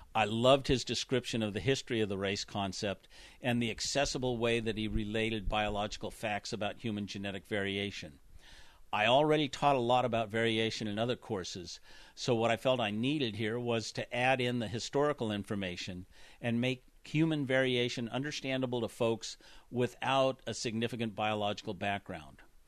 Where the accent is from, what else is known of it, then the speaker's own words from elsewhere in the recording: San Francisco, California, United States; I grew up in San Francisco from the late nineteen forties to the late nineteen sixties.